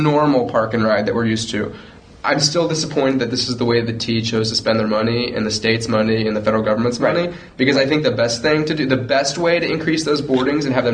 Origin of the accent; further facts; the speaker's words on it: Midwest, United States; moved away; I come from the Midwest